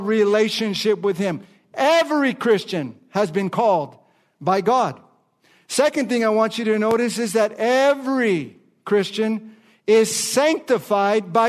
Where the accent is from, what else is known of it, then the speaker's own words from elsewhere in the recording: Los Angeles, California, United States; I'm from Los Angeles, California. I grew up going to the Dodger Stadium